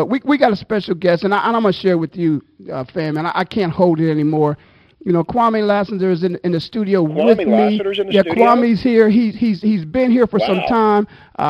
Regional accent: Canton, Ohio, United States; I'm born and raised in Canton, Ohio, Pro Football Hall of Fame.

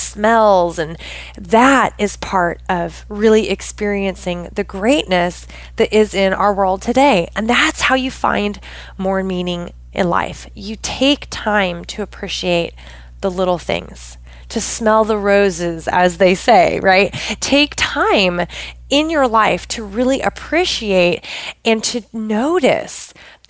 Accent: Pacific Northwest of the United States, United States; I grew up in the Pacific Northwest of the United States.

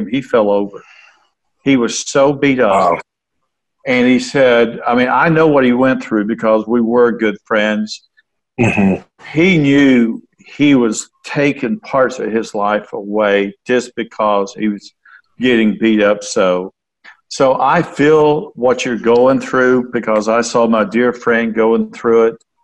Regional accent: Florida, United States; I grew up in Florida.

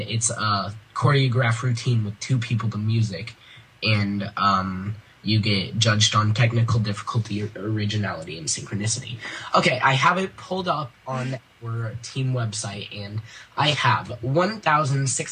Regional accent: Colorado, United States; moved away as an adult; I'm originally from Colorado

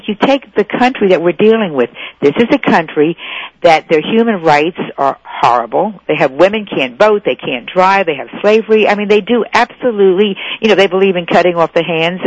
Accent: United States; I'm an American citizen.

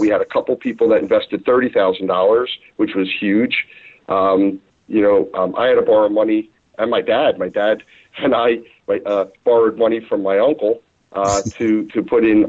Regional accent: Philadelphia, Pennsylvania, United States; My brother Jeff and I, since we were kids, we sold pretzels. We're from Philly and sold pretzels

